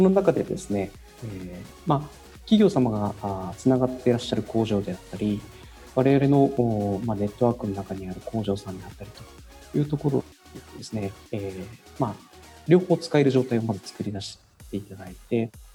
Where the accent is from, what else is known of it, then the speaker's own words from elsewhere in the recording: Kumamoto, Japan; 私も、まあ、生まれながらの熊本育ち